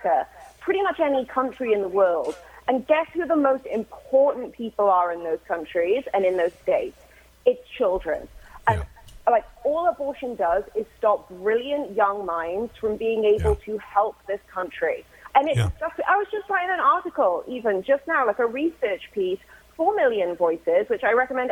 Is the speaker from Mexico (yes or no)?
no; Wales, United Kingdom; moved away; The kids that I grew up with back in my hometown, back in Wales